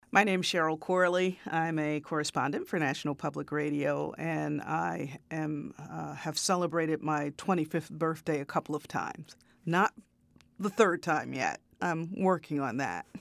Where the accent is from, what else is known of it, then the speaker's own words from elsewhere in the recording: Chicago south suburbs, Illinois, United States; also born or lived in Peoria, Illinois; I was born in Chicago, and um, you know, my uh, early kind of formative years until I was about six or seven were in the city. But I grew up in a south suburb